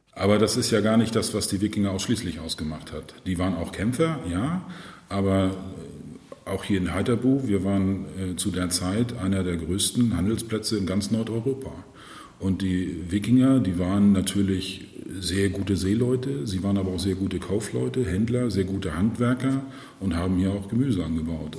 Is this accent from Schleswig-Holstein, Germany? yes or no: yes; Schleswig-Holstein, Germany; wir sind als Norddeutsche so wie wir sind, ziemlich gelassen